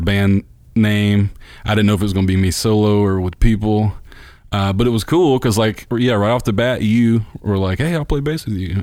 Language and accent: English; Bruce, Mississippi, United States; I grew up in Bruce, which is about an hour d-, drive from there.